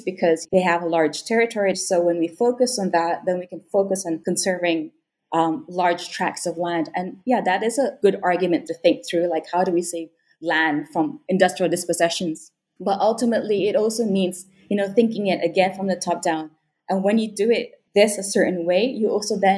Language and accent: English; Sarawak, Malaysia; So I was born and raised in Sarawak. I am Bidayuh